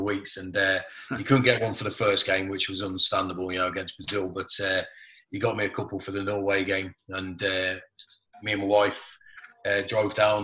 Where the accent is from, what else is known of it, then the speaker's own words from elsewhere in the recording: Coventry, West Midlands, United Kingdom; I was born and bred in Coventry, right in the heart of England